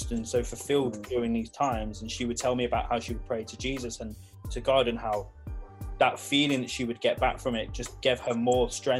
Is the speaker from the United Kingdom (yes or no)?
yes; Leicester, East Midlands, United Kingdom; I'm originally from Leicester